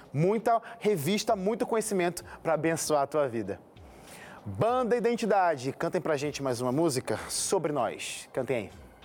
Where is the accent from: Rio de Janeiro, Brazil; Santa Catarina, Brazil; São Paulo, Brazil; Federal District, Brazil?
Rio de Janeiro, Brazil; eu aqui também sou carioca